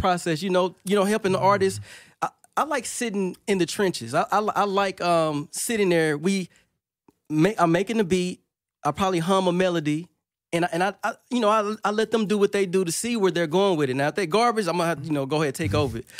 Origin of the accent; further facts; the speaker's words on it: Monroe, Louisiana, United States; I'm from Monroe, Louisiana